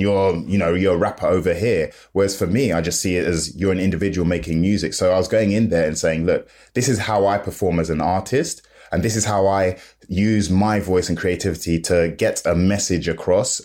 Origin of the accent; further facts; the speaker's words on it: London, United Kingdom; I'm from London, I'm in South London